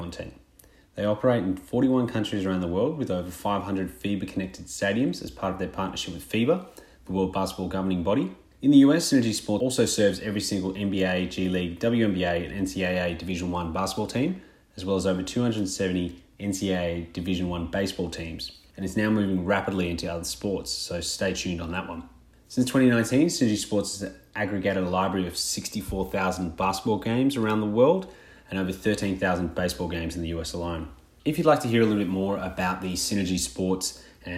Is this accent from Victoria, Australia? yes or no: yes; Melbourne, Victoria, Australia; Melbourne, Australia, my hometown